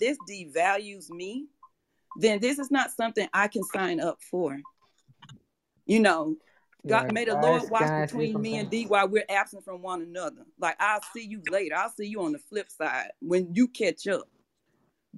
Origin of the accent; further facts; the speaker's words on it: Atlanta, Georgia, United States; moved away; I'm from Atlanta. So, well, Georgia. So back in Atlanta